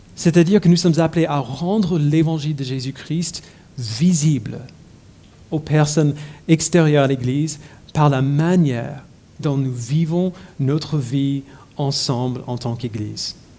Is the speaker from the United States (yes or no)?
yes; United States; French is a second language; moved away as an adult; J'ai grandi aux États-Unis